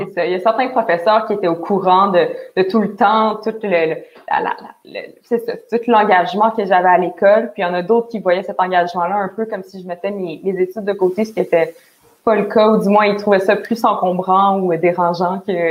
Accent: Montreal, Quebec, Canada; je viens de Montréal

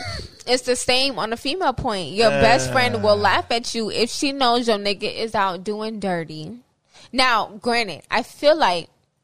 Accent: New York, United States; now in Florida, United States; I'm from New York

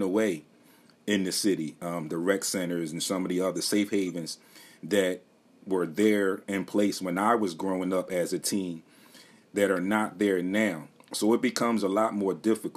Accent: Philadelphia, Pennsylvania, United States; me also being a Philadelphia native and still currently living here

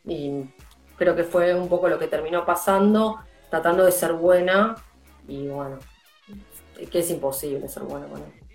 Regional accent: Argentina; nosotros como argentinos

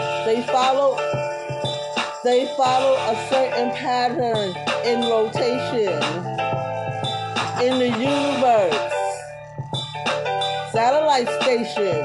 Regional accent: New York City, New York, United States; moved away; somebody that I grew up with back in Brooklyn

